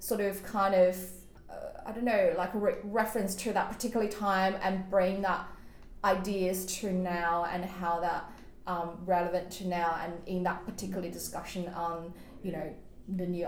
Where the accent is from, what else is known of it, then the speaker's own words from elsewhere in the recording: China; now in Australia; I grew up in China